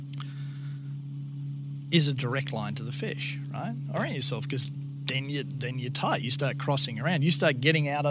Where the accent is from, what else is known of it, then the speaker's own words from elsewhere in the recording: Australia; moved away; my background in Australia